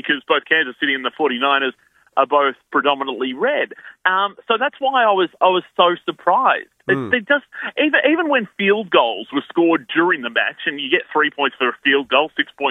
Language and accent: English; Australia